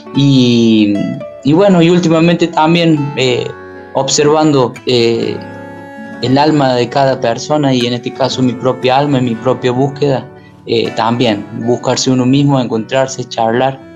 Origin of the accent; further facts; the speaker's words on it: Córdoba, Argentina; also born or lived in Paravachasca valley, Córdoba; Soy de acá, soy de este pequeño pueblo donde la gente todavía anda eh, eh, caminando